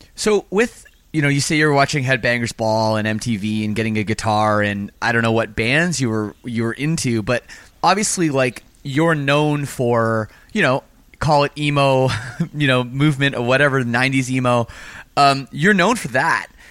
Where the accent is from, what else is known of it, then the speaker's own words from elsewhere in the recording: Canada; I'm from Canada too